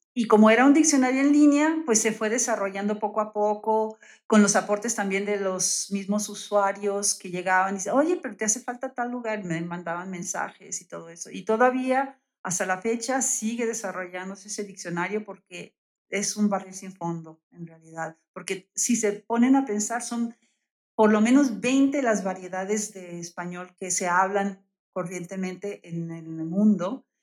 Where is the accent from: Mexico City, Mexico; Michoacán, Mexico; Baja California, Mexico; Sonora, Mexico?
Baja California, Mexico; Tijuana; accent: northern; moved away as an adult; also born or lived in Bologna, Italy / Spain; now in Querétaro, Mexico; soy oriunda de Tijuana, Baja California.